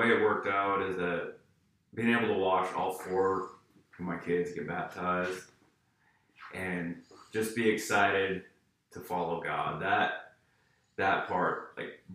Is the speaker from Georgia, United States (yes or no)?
no; East Millinocket, Maine, United States; I grew up in a little town called East Millinocket, Maine.